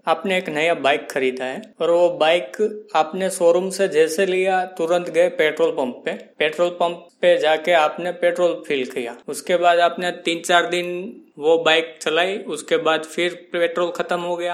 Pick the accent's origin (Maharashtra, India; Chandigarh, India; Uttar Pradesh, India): Maharashtra, India; Mumbai; मैं मुंबई से हूँ